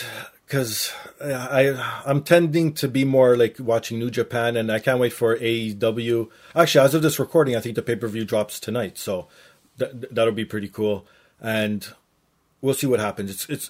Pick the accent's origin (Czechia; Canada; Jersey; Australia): Canada; being Canadian